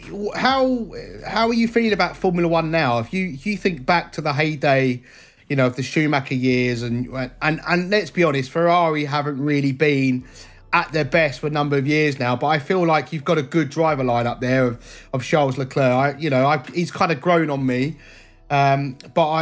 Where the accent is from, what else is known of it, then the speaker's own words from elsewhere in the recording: England, United Kingdom; as an Englishman